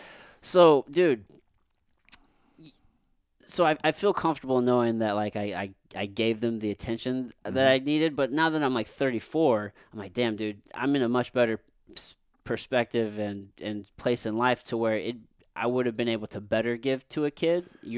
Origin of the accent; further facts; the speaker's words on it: Jefferson City, Missouri, United States; also born or lived in San Antonio; I'm from Jeff City.